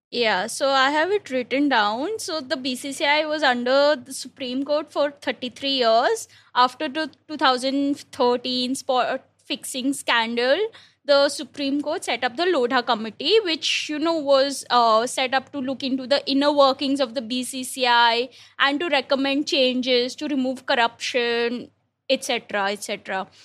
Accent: India; an Indian cricket fan

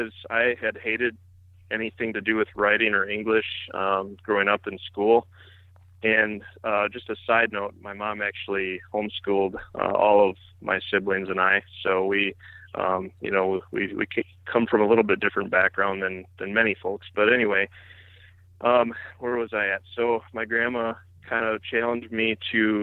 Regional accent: Antigo, Wisconsin, United States; I live in Antigo, Wisconsin. It's just a small community in kind of north central Wisconsin. I grew up here

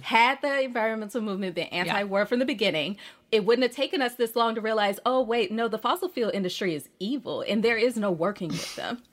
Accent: Birmingham, Alabama, United States; also born or lived in Port Gibson, Mississippi / Harlem, New York; now in New York, United States; I am originally from Birmingham, Alabama, by way of Port Gibson, Mississippi, and I live

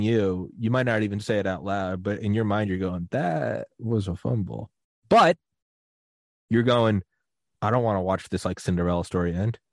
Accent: New England, United States; I am from New England, and I was like eleven

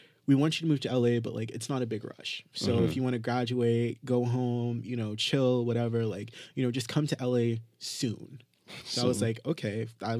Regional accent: Jamaica; no matter where we are in the world, like, we're still Jamaican and there's a part of us that wants to go back to the island?

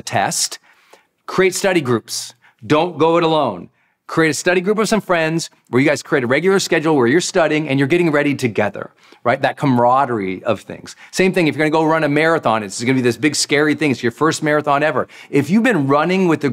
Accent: Montana, United States; I'm from Montana

